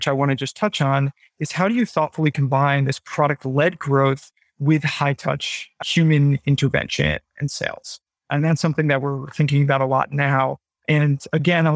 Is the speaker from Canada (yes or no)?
no; United States; now in London, United Kingdom; I am an American.